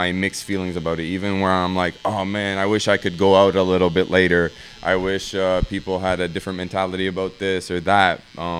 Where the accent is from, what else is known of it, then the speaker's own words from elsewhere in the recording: Ottawa, Ontario, Canada; Like, I grew up in the West End. Like, you have a lot of Lebanese people. You have a lot of people from Ethiopia, from, you know, all different parts of the world. And that's what makes Ottawa so beautiful.